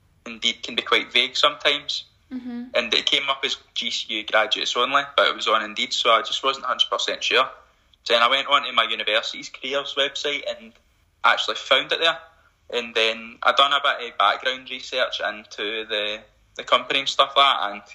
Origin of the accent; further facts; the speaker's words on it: Motherwell, Scotland, United Kingdom; I'm originally from Motherwell anyway